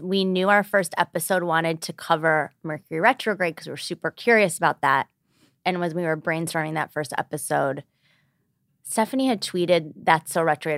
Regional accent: Birmingham, Michigan, United States; 34 and I'm from Birmingham, Michigan

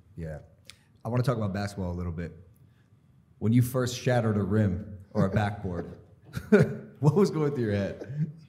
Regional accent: Cleveland, Ohio, United States; I'm from Cleveland

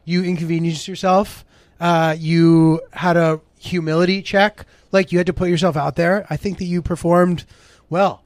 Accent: Haddam, Connecticut, United States; moved away; Middletown, Connecticut, ten minutes away from my hometown, Highlandam, Connecticut.

